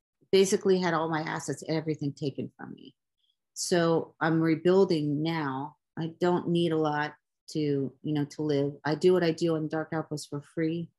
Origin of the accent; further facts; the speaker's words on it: Miami Beach, Florida, United States; moved away as an adult; also born or lived in Hollywood, Florida / New York / Costa Mesa, California; now in Chicago, United States; I was raised in Miami Beach. So I was born in Hollywood. But I was raised in Miami Beach.